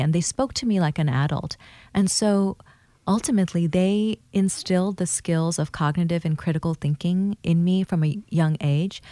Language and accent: English; Thailand; also born or lived in Bangladesh / Hawaii; now in Portland, United States; I'm from Bangladesh and I was raised in Thailand. I was born in Bangladesh in 1983